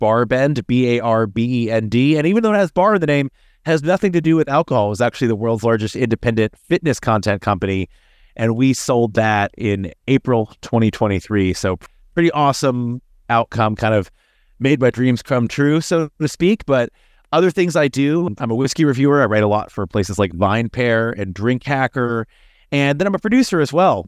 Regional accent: Bardstown, Kentucky, United States; moved away as an adult; now in Brooklyn, New York, United States; I was born and raised in Kentucky. I'm actually originally from Bardstown

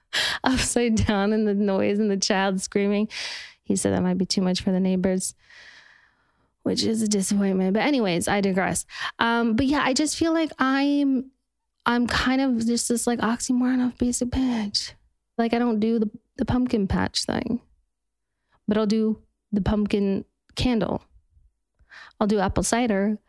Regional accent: Park City, Utah, United States; now in Los Angeles, United States; I'm from Parks City, Utah

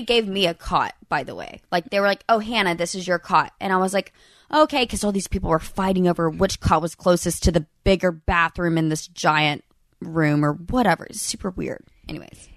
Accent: Birmingham, Alabama, United States; I'm from Birmingham

